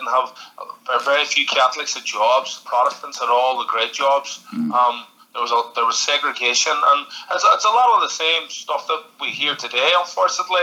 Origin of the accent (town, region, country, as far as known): Derry, Northern Ireland, United Kingdom; born or raised there; moved away as an adult; now in New York, United States